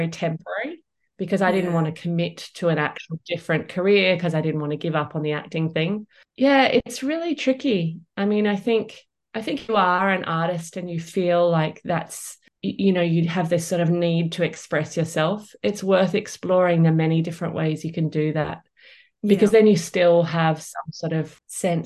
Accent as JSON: {"language": "English", "town": "Perth", "region": "Western Australia", "country": "Australia", "tie": "born or raised there", "said": "growing up in Perth"}